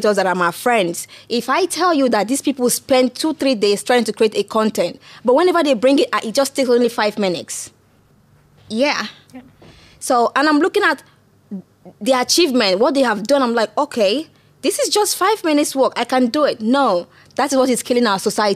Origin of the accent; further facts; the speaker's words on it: Anambra, Nigeria; moved away as an adult; now in England, United Kingdom; growing up in Nigeria was quite tough